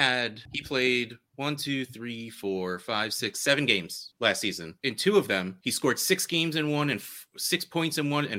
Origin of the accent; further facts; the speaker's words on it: New Jersey, United States; I grew up in New Jersey, listening to Jets fans my entire life.